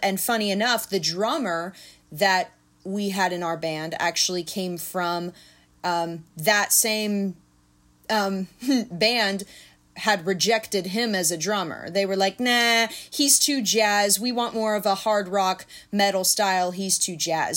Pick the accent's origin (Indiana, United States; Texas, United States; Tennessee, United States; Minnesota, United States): Tennessee, United States; Nashville; also born or lived in Clarksville; I was born in Nashville